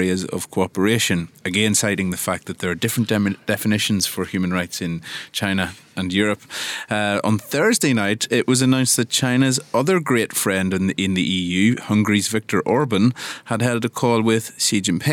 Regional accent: Ireland; an Irish Catholic who grew up with with five kids in the household

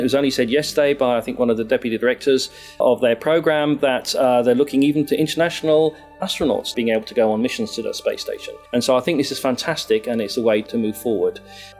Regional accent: Sydney, New South Wales, Australia; also born or lived in Coonabarabran / United Kingdom; now in Hong Kong; I am an Australian from Sydney and Coonabarabran, originally from the UK, who came to the University of Hong Kong in 2015.

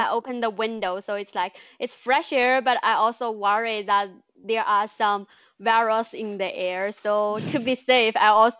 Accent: Enshi, Hubei, China; English is a second language; When I first came back to Hubei, Enshi, my hometown, I don't think people really take it that serious.

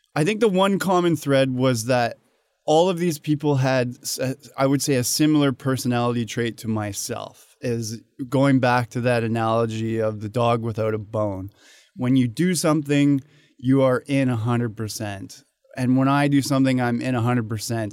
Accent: Canada; moved away as an adult; now in Hong Kong; I was born and raised in Canada

